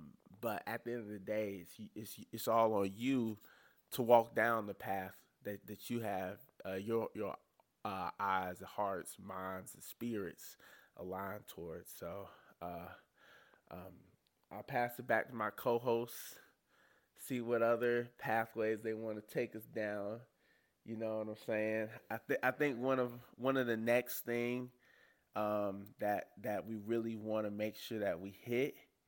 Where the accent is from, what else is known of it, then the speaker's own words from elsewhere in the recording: the South, United States; honestly, we're all three from the South.